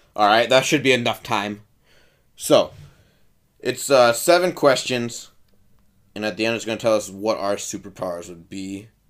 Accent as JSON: {"language": "English", "town": "Milwaukee", "region": "Wisconsin", "country": "United States", "tie": "born or raised there", "said": "I was at Nicolay High School in Milwaukee, Wisconsin."}